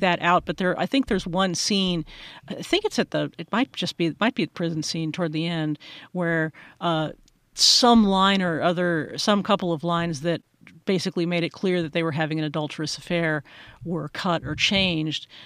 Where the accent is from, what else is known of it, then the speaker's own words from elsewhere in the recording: United States; as an American